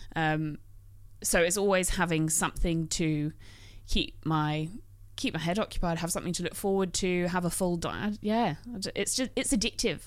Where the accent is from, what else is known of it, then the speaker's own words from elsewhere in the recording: England, United Kingdom; now in Australia; being English